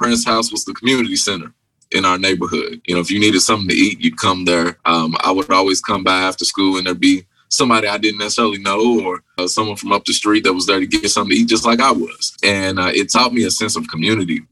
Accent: Louisville, Kentucky, United States; I'm from the West End of Louisville

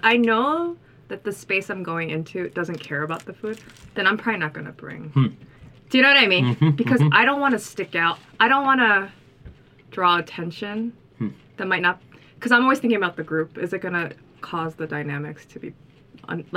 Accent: Philadelphia, Pennsylvania, United States; also born or lived in Cheltenham, Pennsylvania; I was born in Cheltenham, Philadelphia area, where it was mostly black and Asian kids

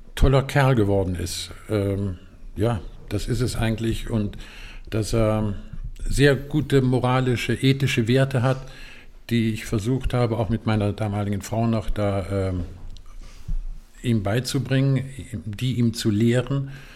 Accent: Eifel, Germany; Ich bin in der Eifel groß geworden

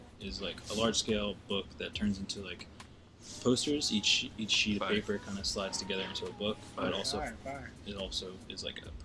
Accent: Bear, Delaware, United States; also born or lived in Wilmington, Delaware; I'm right outside. I'm from Delaware. It's like 45 minutes out.

